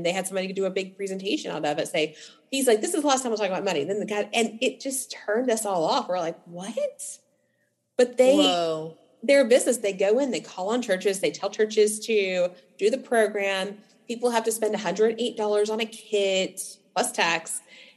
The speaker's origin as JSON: {"language": "English", "region": "Tennessee", "country": "United States", "said": "I'm from Tennessee"}